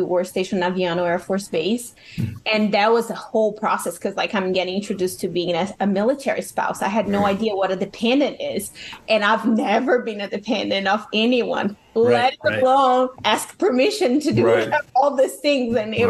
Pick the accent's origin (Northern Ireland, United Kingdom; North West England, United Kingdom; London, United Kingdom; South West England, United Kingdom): London, United Kingdom; I came from London. I speak a British, you know, English.